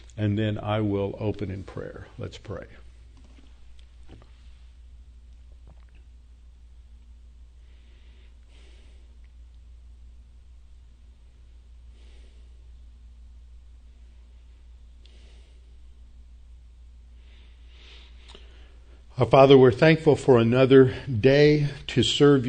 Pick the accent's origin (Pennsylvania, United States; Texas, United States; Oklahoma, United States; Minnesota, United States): Texas, United States; Houston; born or raised there